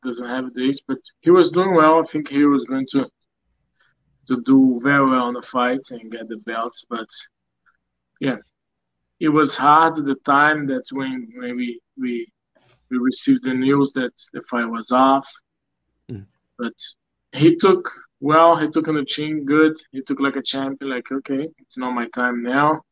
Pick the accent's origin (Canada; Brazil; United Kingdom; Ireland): Brazil; Rio de Janeiro; now in United States; I'm originally from Rio, from Brazil.